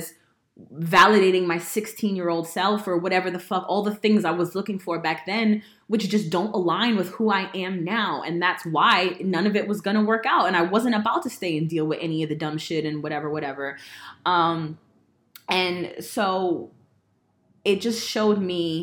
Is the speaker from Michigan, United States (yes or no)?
no; Woodbridge, New Jersey, United States; born or raised there; moved away